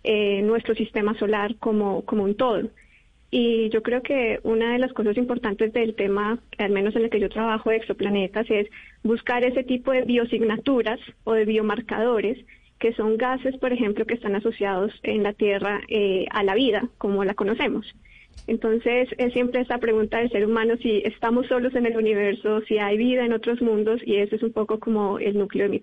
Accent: Bogotá, Colombia; born or raised there; moved away as an adult; now in Europe

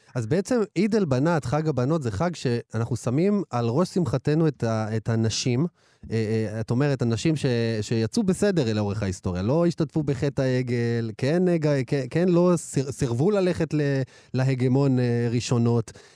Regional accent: Ashdod, Southern District, Israel; לא חגגו נוביגוד כשהייתי ילד, באשדוד. אנחנו מרוקאים

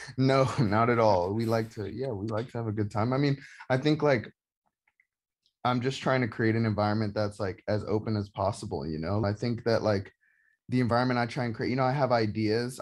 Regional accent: Atlanta, Georgia, United States; now in Brooklyn, United States; growing up in Georgia

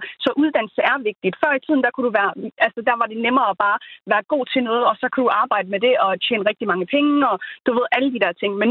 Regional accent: Somalia; now in Denmark; nu kommer vi jo fra Somalia

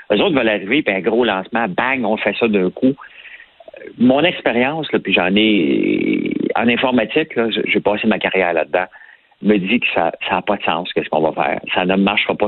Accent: Montreal, Quebec, Canada; on vient de Montréal

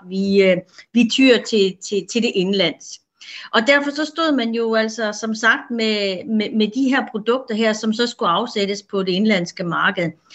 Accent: Denmark; vi danskere

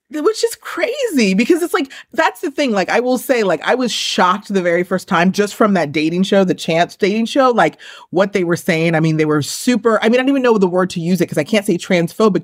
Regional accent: New York, United States; I'm from New York where it's, like, everyone who just kinda, like, looks like me is Puerto Rican.

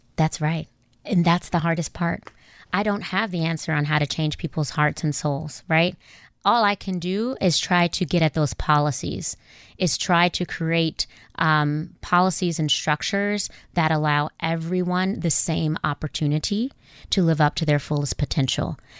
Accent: Inglewood, California, United States; moved away as an adult; also born or lived in South Africa; I grew up in Inglewood in South Central California

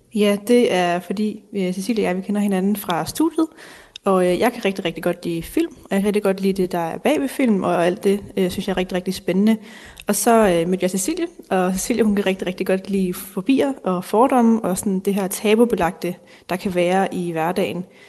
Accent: North Zealand, Capital Region of Denmark, Denmark; Jeg kommer fra Nordsjælland

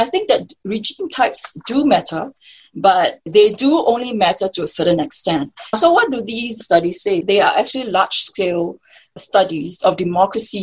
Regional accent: Singapore; I'm born and raised as a Singaporean.

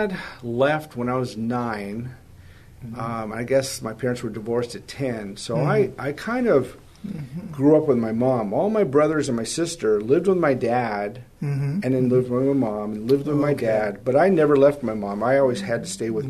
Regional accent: Los Angeles, California, United States; moved away as an adult; also born or lived in Van Nuys, California / Colorado; I grew up in the San Fernando Valley

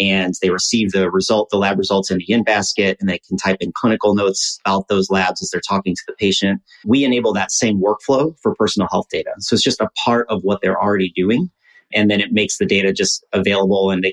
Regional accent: Midwest, United States; we're both from the Midwest

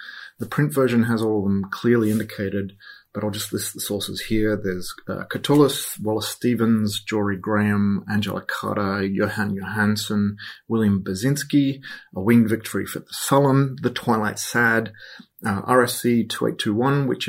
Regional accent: Perth, Western Australia, Australia; I'm from Perth on Whadjuk country

